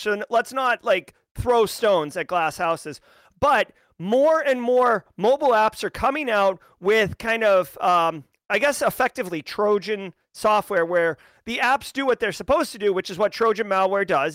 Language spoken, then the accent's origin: English; United States; I'm an American and I love the United States